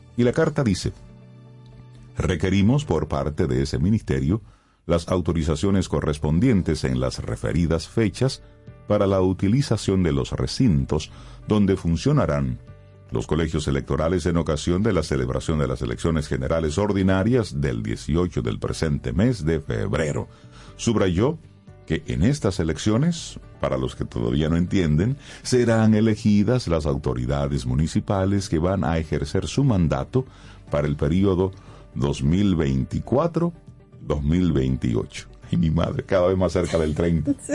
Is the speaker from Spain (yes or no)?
no; Dominican Republic; nosotros como dominicanos